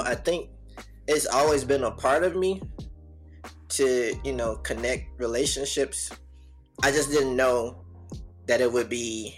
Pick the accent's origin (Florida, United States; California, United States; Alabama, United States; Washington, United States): Alabama, United States; Birmingham; I'm from Birmingham, Alabama, born and raised